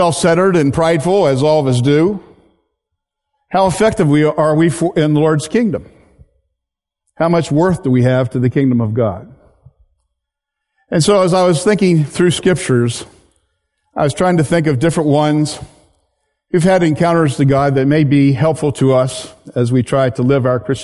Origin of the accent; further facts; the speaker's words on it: Hungerford, Pennsylvania, United States; also born or lived in Wyoming; I grew up in Pennsylvania in a town called Hungerford, which no longer exists.